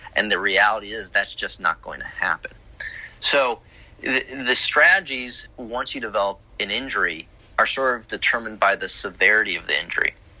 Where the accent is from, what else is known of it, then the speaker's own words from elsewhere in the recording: Chicago, Illinois, United States; now in Florida, United States; I grew up in Chicago